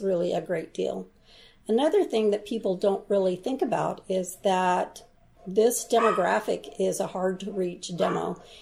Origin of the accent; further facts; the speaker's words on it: Southern Oregon, United States; moved away as an adult; also born or lived in South Korea / Seattle; I Went to all kinds of schools from Rogue River to Central Point to Medford